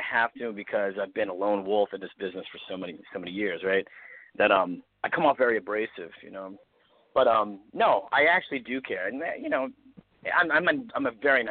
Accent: East Coast, United States; now in Los Angeles, United States; I'm from the East Coast

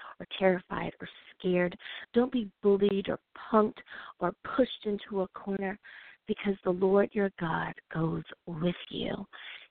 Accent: United States

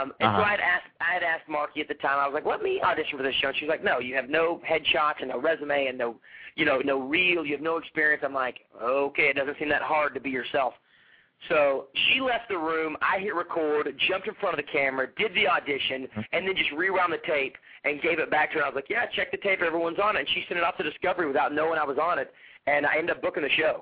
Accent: Fort Smith, Arkansas, United States; now in Los Angeles, United States; I came out here from Fort Smith, Arkansas, after I graduated from the University of Arkansas, and came out on vacation to Hermosa Beach for the summer.

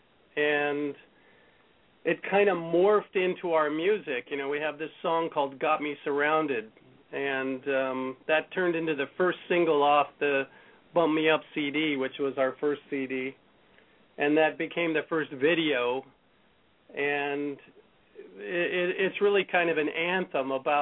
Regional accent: Denver, Colorado, United States; also born or lived in Fort Laramie, Wyoming; now in Los Angeles, United States; I'm originally from Colorado, Wyoming

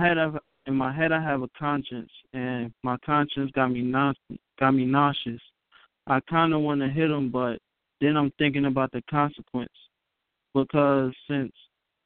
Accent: Newark, New Jersey, United States; I am from Newark, New Jersey.

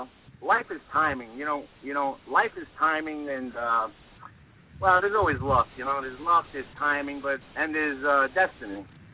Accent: New York City, New York, United States; moved away as an adult; also born or lived in Los Angeles; being a New Yorker than I am and on a faithful Italian-American associate

